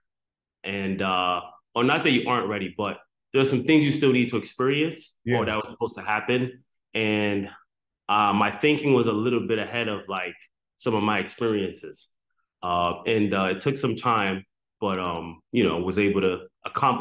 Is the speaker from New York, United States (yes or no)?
yes; New York City, New York, United States; also born or lived in Antigua and Barbuda; my background growing up, man, I grew up in the South Bronx